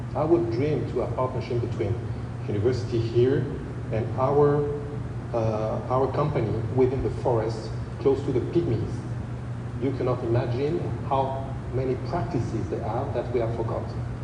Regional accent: Central African Republic; English is a second language; moved away; also born or lived in Europe / Paris; I was born in Central African Republic. So I spent 20 years in Europe, born in Central African Republic

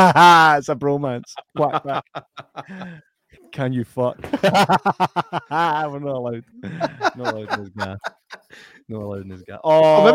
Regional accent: Falkirk, Scotland, United Kingdom; I was born in Falkirk.

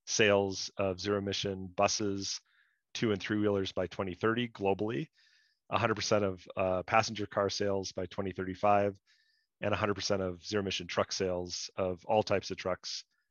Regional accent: northern rural Wisconsin, United States; I grew up in the Midwest, northern rural Wisconsin.

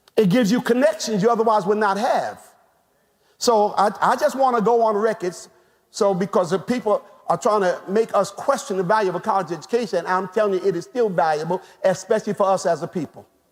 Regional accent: United States; us as African American people

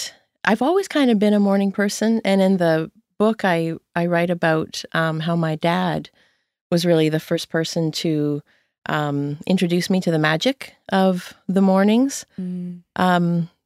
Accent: Windsor, Ontario, Canada; moved away as an adult; now in Nova Scotia, Canada; Yeah, I grew up in Windsor, Ontario. Oh. I always have to say Ontario here in Nova Scotia because people think it's Windsor, Nova Scotia. Right. Yeah. I left when I was 23.

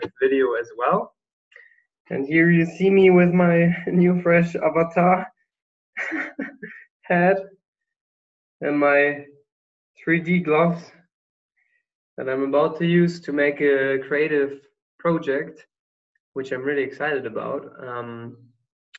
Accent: Germany; I'm going back to my home country, Germany, in 4 days

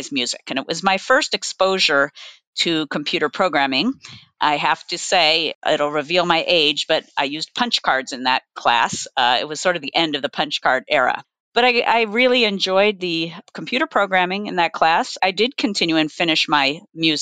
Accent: Santa Cruz, California, United States; I grew up in Santa Cruz, California, a wonderful beach town

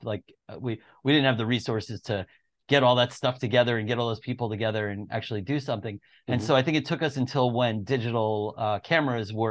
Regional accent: Long Island, New York, United States; moved away as an adult; also born or lived in Boston; I grew up in Long Island in New York

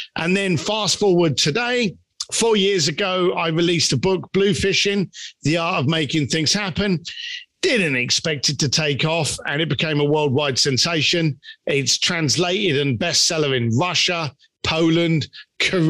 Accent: London, United Kingdom; growing up in East London and not having any money and working on a building site

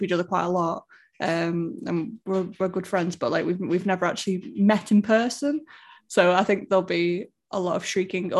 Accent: Stoke-on-Trent, West Midlands, United Kingdom; moved away; my hometown, really, because that's where I'm from

